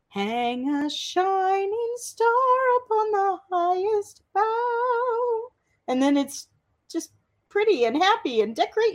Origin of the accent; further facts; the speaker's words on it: St. Louis, Missouri, United States; My hometown.